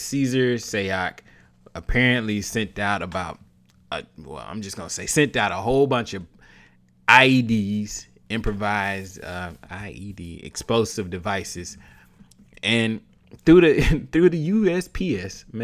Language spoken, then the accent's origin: English; the South, United States; I was raised in the South